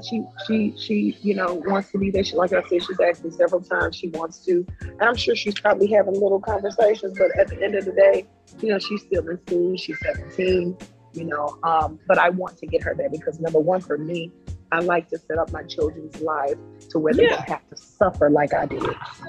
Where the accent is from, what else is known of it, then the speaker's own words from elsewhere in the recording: the South, United States; I'm from the South. So I think I'm just accustomed to being in the South.